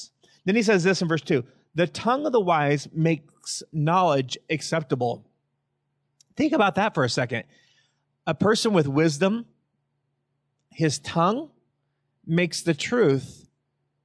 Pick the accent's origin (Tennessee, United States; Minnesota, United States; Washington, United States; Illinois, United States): Washington, United States; Yakima Valley; I was raised in the Yakima Valley